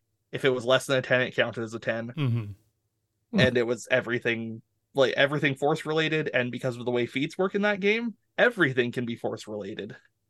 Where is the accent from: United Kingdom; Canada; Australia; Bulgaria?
Canada; a hockey's my game as a Canadian, so I got nothing here.